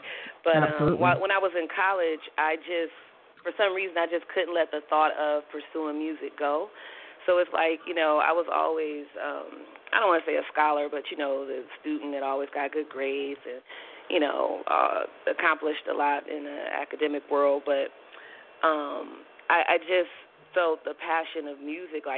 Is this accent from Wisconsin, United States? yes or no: yes; Milwaukee, Wisconsin, United States; now in New York, United States; I'm originally from Milwaukee, Wisconsin, and I'm in New York. I'm based in New York now